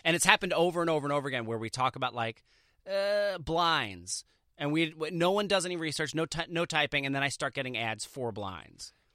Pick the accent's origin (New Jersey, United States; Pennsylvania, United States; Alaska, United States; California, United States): New Jersey, United States; Jersey Shore; I grew up on the Jersey Shore